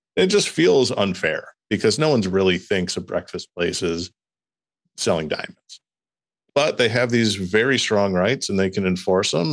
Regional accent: Midwest, United States; accent: Midwestern; also born or lived in East Lansing

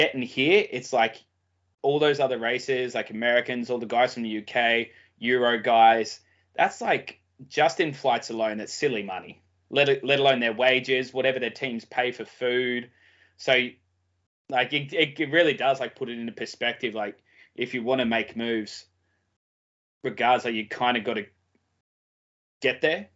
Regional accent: Australia; being an Aussie

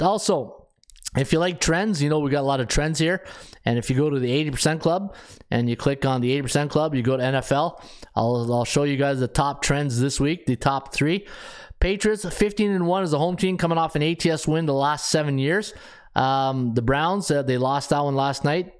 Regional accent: Canada; being a Canadian

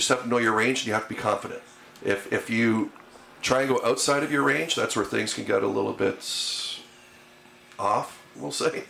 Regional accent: Thorold, Ontario, Canada; also born or lived in St. Catharines; Born in St. Catharines. Grew up most of my life. Well, I guess not now. Most of my life now. I still seem to think that I'm like 25 years old. But I grew up in school in Thorold.

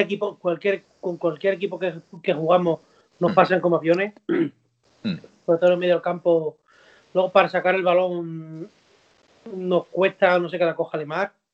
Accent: Don Benito, Extremadura, Spain; mi paisano, encima que es de mi pueblo, de aquí de Don Benito

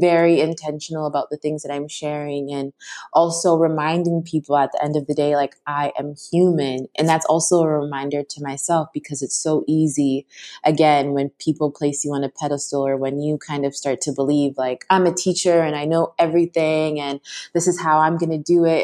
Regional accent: Toronto, Ontario, Canada; now in Vancouver, Canada; I live here right now, but I'm originally was born and raised in Toronto, but my parents are from Kenya and Ghana

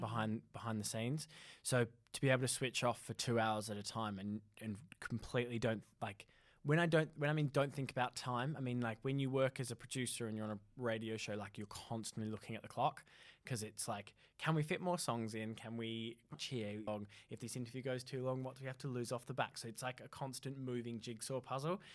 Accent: Australia; also born or lived in North East England; now in United Kingdom; I'm from Australia

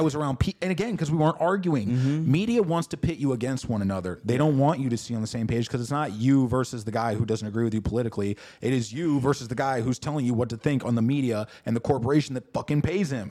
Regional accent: St. Louis, Missouri, United States; I come from St. Louis, Missouri.

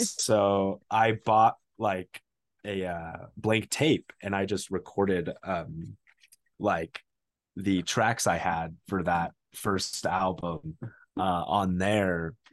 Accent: Phoenix, Arizona, United States; now in Flagstaff, United States; I grew up in Phoenix, and then I moved here, uh, for, for college

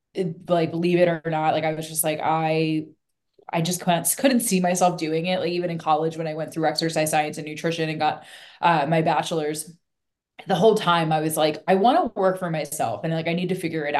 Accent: Northeast, United States; moved away as an adult; also born or lived in Philadelphia area; now in St. Augustine, Florida, United States; I'm from the Northeast, so like I know what cold actually is

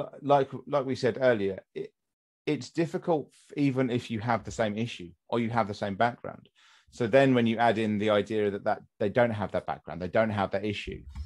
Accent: United Kingdom; accent: near received pronunciation; I have near to the received pronunciation

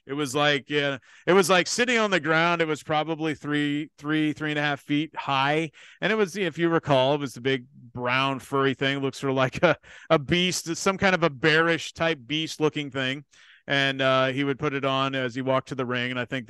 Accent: Kansas City, United States; And because I'm from Kansas City and I went to WWF

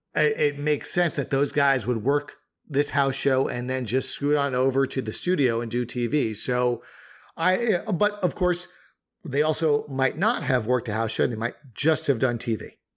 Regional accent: Northeast, United States; we both were growing up in the Northeast

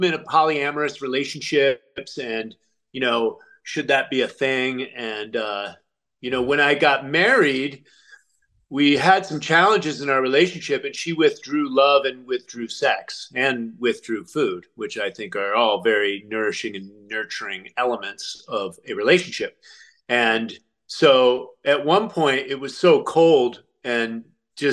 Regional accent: United States; I'm an American

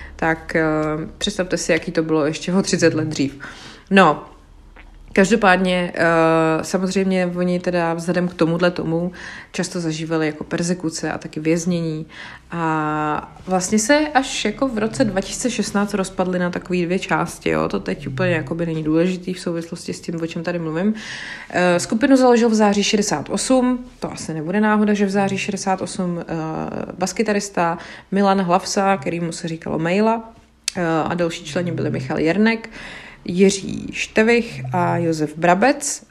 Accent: České Budějovice, South Bohemian Region, Czechia; já jsem z Českých Budějovic, takže Rudolfov to je hnedka prostě za Budějcima na kopci

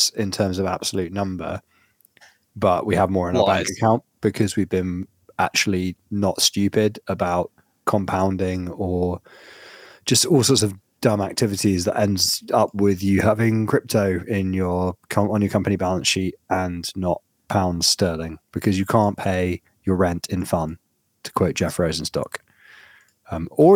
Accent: United Kingdom

